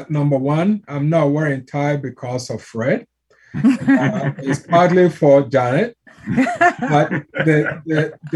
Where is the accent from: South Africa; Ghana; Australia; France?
Ghana; I'm from Ghana, West Africa